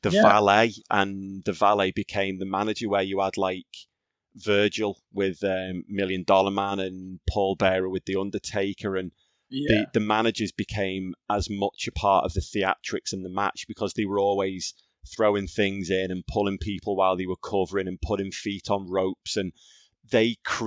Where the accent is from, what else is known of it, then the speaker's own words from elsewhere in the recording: Skelmersdale, North West England, United Kingdom; I grew up in Skem